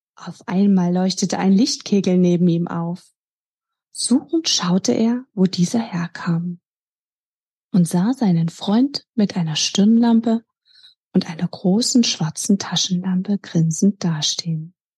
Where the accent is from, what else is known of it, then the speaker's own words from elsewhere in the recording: Dresden, Saxony, Germany; mit Leib und Seele gehöre ich meiner Heimatstadt Dresden